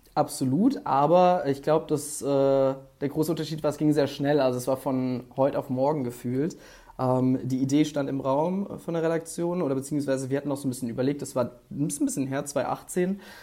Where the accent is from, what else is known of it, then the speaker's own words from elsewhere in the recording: Mainz, Rhineland-Palatinate, Germany; now in Cologne, Germany; ich bin in Mainz aufgewachsen, beziehungsweise in der Nähe davon